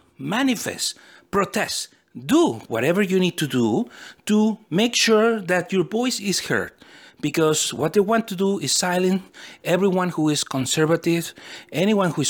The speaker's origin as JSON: {"language": "English", "country": "United States", "also_born_or_lived": "California", "said": "I'm a simple American person, and I am an American citizen who is proud of my country"}